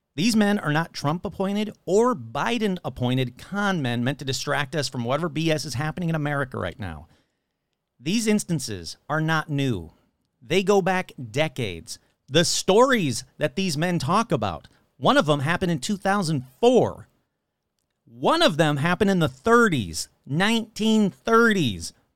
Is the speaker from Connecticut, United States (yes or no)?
no; Michigan, United States; now in Colorado, United States; my home state of Michigan